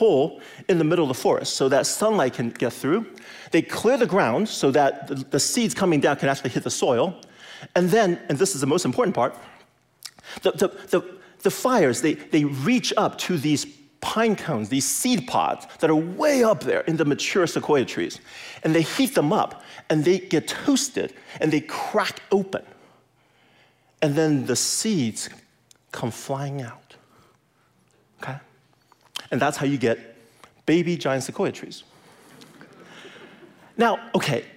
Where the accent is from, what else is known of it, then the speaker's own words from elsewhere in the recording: California, United States; moved away; I grew up in California